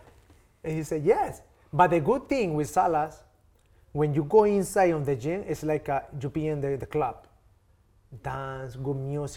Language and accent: English; Tokyo, Japan; English is a second language; I come from Tokyo, and I tell you, bro, let's meet 12 p.m. You come 2 p.m.